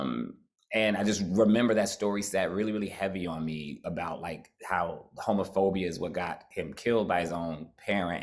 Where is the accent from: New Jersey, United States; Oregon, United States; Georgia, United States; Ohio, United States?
New Jersey, United States; I'm from Jersey